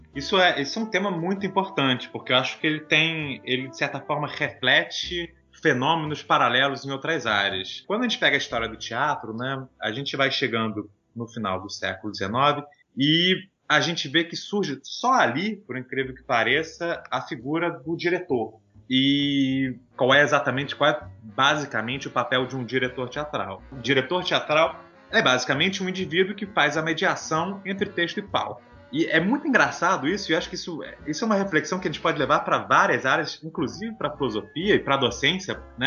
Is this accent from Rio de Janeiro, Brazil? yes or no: yes; Niterói, Rio de Janeiro, Brazil; eu sou de Niterói, no Rio de Janeiro.